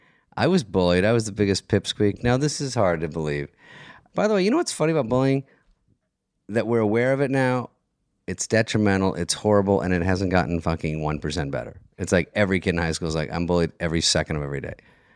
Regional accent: Arizona, United States; Arizona. AZ.

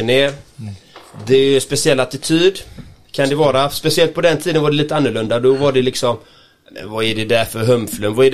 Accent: Gothenburg, Västra Götaland, Sweden; Nej, jag är, jag är ren göteborgare och jag älskar Göteborg kan jag säga.

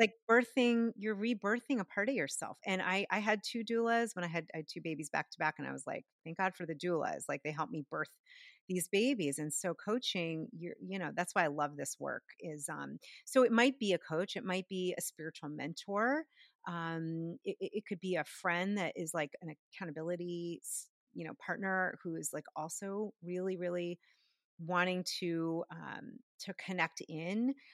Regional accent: outside of Boston, Massachusetts, United States; where I grew up outside of Boston, near all those universities.

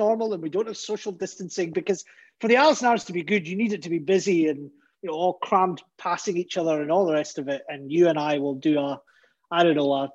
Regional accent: Glasgow, Scotland, United Kingdom; 34 years as a Glaswegian

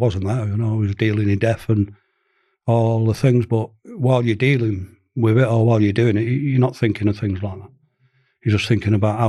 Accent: Manchester, North West England, United Kingdom; I'm a Mancunian, born and bred

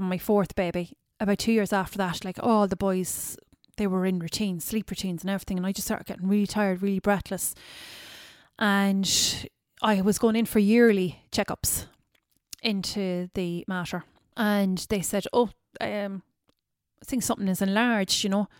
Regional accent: Tralee, County Kerry, Ireland; born there; also born or lived in Cork / Dublin; I was born in Tralee in the hospital there, the old hospital. And I was taken straight away to Cork that day. And then that night I was taken to Dublin.

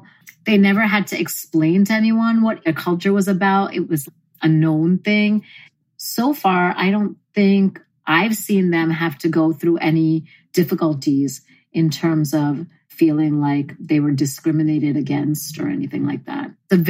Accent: India; My kids are very Indian, living in a Western world, because I'm very Indian as such.

